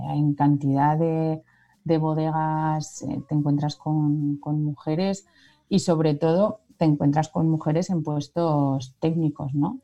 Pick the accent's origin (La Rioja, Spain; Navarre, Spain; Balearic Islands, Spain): Navarre, Spain; San Martín de Unx; aquí en mi pueblo, en San Martín